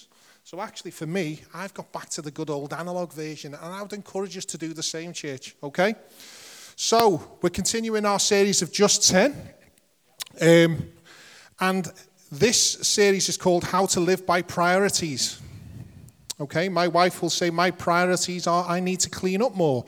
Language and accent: English; Liverpool, North West England, United Kingdom; accent: Scouse; I'm a Scouser